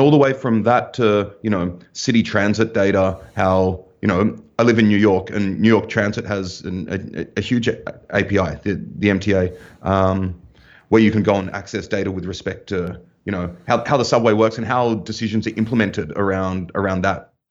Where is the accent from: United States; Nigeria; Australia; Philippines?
Australia; moved away as an adult; also born or lived in Germany; I'm from Australia